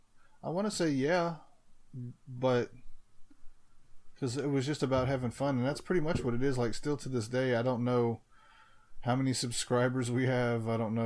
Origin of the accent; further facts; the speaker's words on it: Mississippi, United States; accent: country; We are from Mississippi, huh?